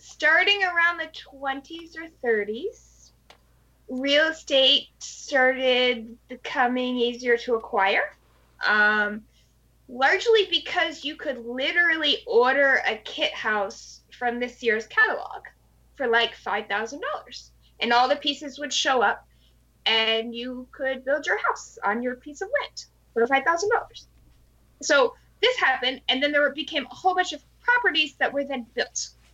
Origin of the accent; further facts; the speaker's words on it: New Jersey, United States; born there; now in Hawaii, United States; But I was born in New Jersey, to go ahead and confess.